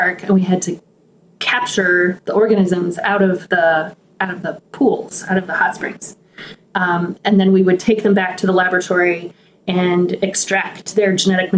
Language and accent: English; Helena, Montana, United States; I grew up in Montana on the eastern slopes of the Rockies in the capital city of Montana.